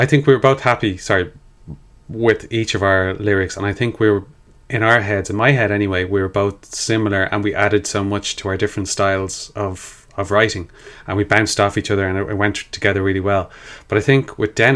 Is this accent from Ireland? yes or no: yes; Sallynoggin, Killiney and Glenageary, South County Dublin, Leinster, Ireland; if we're Irish people from feckin' Sally Noggin and Killiney and Glenageary, that's where we came from